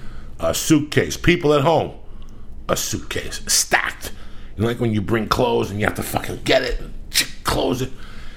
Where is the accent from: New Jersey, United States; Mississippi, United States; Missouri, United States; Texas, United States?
New Jersey, United States; North Bergen; I'm from North Bergen, New Jersey, dog.